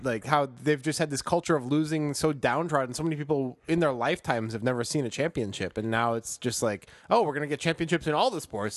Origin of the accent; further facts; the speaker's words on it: Chicago, Illinois, United States; I'm from Chicago